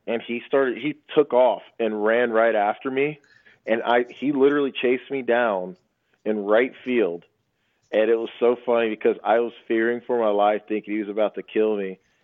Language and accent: English; Houston, Texas, United States; I grew up in Houston